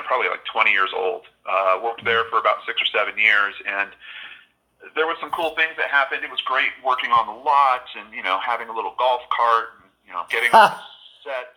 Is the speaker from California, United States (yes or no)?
yes; Southern California, United States; growing up in Southern California